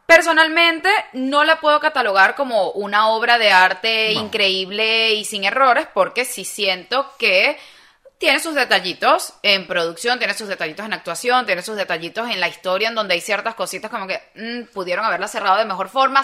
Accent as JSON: {"language": "Spanish", "country": "Venezuela", "moved": "yes", "said": "nosotros que venimos de Venezuela"}